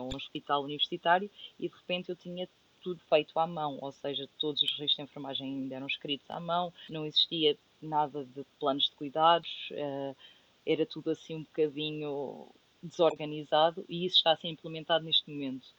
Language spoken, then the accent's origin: Portuguese; Castanheira de Pera, Leiria District, Portugal; moved away as an adult; also born or lived in Coimbra; now in United Kingdom; eu sou de Castanheira de Pera e Castanheira de Pera é uma vila muito pequenina